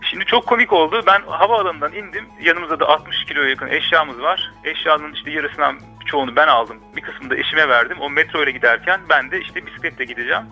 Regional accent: Ankara, Turkey; moved away as an adult; now in Copenhagen, Denmark; çocukluğumdan beri bu şehirde yaşadığım ve büyüdüğüm

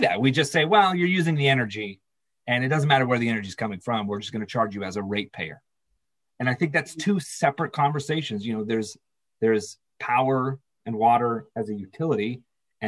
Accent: Castro Valley, California, United States; also born or lived in Burbank / Hollywood; I grew up in the East Bay, just outside of Oakland, a little town called Castro Valley

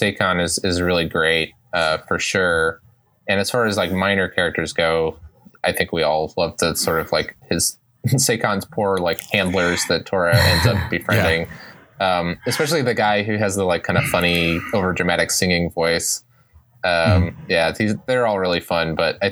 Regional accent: United States; farther than I am used to as an American

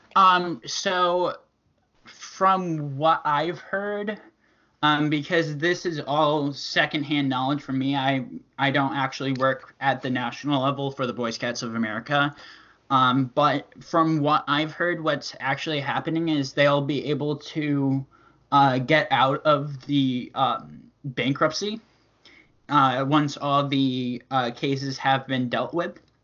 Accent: Connecticut, United States; I am from Connecticut, which is right between Boston and New York City

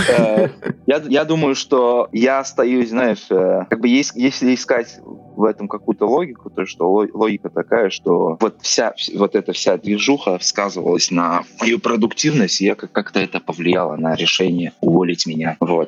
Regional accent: Uzbekistan; Russian is a second language; moved away; also born or lived in Russia / London / Canada; я из Узбекистана. А я когда приехал в Россию

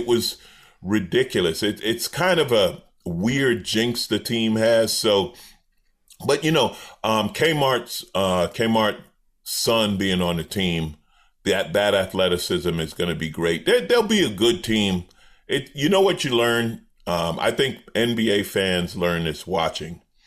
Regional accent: New York, United States; moved away; I grew up in New York

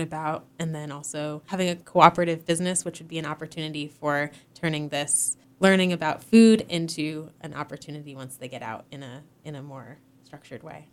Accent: Northeast, United States; moved away as an adult; also born or lived in Hawaii; now in Massachusetts, United States; I'm originally from the Northeast, and so it's, it's nice to be back in the Connecticut River Valley

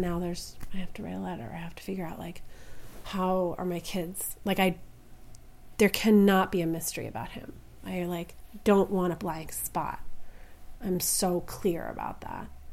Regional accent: Philadelphia, Pennsylvania, United States; I'm from Philadelphia

